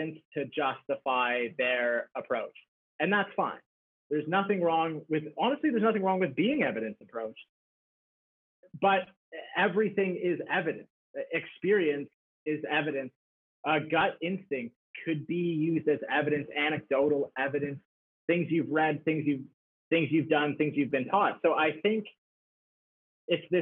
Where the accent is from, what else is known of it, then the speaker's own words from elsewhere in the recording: Canada; being Canadian